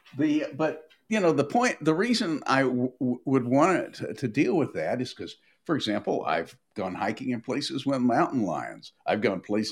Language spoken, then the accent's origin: English; Nashville, Tennessee, United States; I grew up in Nashville